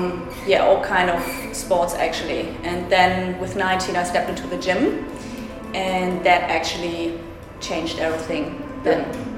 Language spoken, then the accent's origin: English; Germany; moved away as an adult; now in Perth, Australia; I come from Germany originally. I'm not Russian